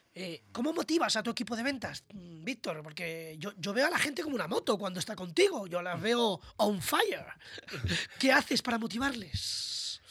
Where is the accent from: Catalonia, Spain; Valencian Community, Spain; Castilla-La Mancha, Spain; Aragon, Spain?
Castilla-La Mancha, Spain; Toledo; como digo yo en mi tierra toledana